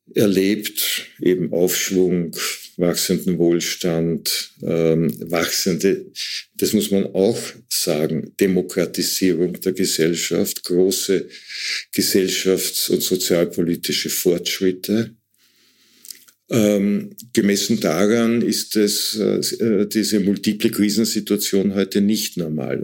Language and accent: German; Waldviertel, Lower Austria, Austria; ich komme aus dem Waldviertel, da gab's überall diese Tannenbäume